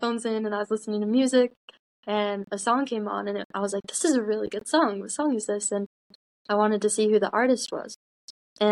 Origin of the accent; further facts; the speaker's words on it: Utah, United States; I'm from Utah. I've lived here my whole life. I've actually lived in the same house my entire life